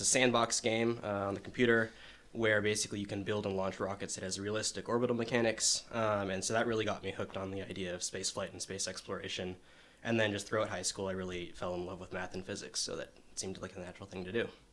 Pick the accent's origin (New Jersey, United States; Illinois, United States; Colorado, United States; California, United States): California, United States; Marin County; I'm from Marin County in California